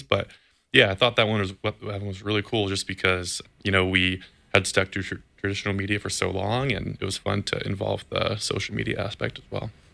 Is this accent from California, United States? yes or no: yes; Campbell, California, United States; I grew up in Campbell, California, which is just, you know, 10 or 15 minutes away from the stadium here in Santa Clara